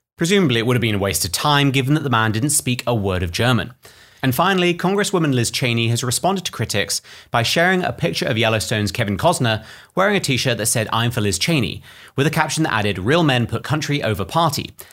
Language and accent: English; United Kingdom; I'm British